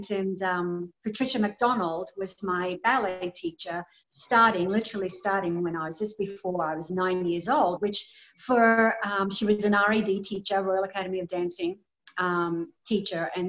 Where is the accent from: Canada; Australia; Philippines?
Australia; also born or lived in Gold Coast, Queensland; I'm Australian. I was born in a tiny little country town um, with, you know, very small population.